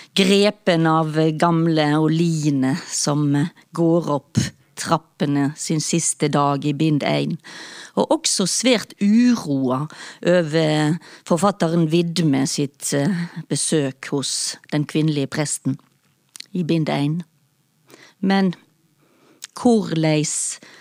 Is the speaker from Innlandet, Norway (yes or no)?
no; Stord, Vestland, Norway; now in Oslo, Norway; Jeg kommer fra Stord, som ligger mellom Haugesund og Strandebarm.